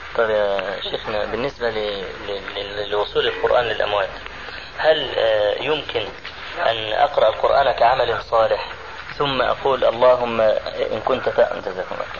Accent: Egypt; عندنا في مصر

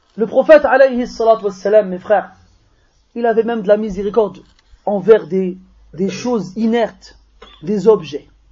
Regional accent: France; on est des Français, on est né ici, on est formaté ici.

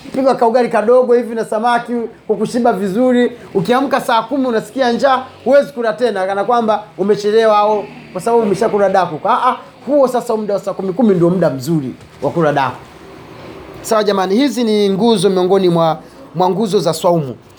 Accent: Kigoma, Tanzania; Sisi kule kwetu kule Kigoma kule watu wanamchwana ngoma za daku zapigwa zile

